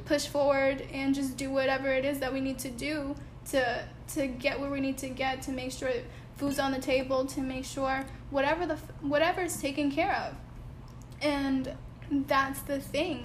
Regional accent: Bridgeport, Connecticut, United States; moved away; growing up back home in Connecticut, when so so I grew up in Bridgeport

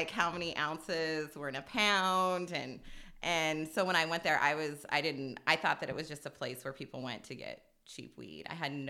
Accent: Hilliard, Ohio, United States; I think I always say growing up in Hilliard definitely gave me the sense of like justice

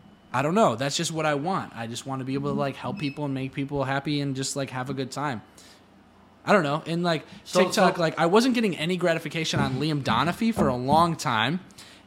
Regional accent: Cleveland, Ohio, United States; I'm from Cleveland, Ohio

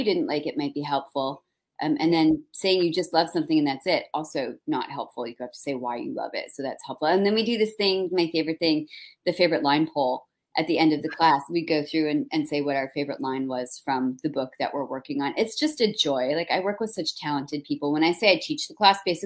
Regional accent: New Jersey, United States; also born or lived in New York / Minnesota; now in Boston, United States; So I grew up in New Jersey. Don't hold it against me. I was born in New York, like grew up in Jersey.

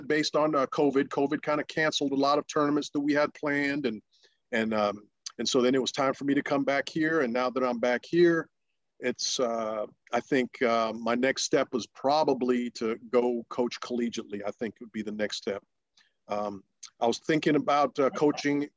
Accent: Russia; first language Russian; English is a second language; moved away; the country that I was born

